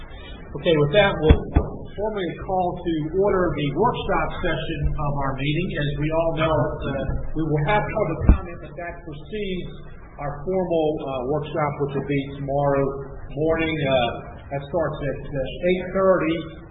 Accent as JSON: {"language": "English", "area": "Hampton Roads", "region": "Virginia", "country": "United States", "tie": "born or raised there", "said": "today we're in Hampton Roads, my hometown"}